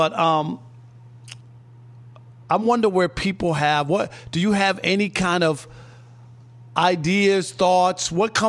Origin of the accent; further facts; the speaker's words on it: New York, United States; I grew up in New York, and they had a soccer team called the Cosmos